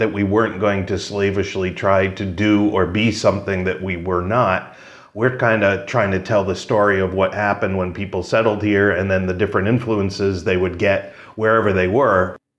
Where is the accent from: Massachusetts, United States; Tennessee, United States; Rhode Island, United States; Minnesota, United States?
Rhode Island, United States; Cumberland; i actually grew up in cumberland which is right where blackstone river theater is now as well grew up about 10 minutes north of here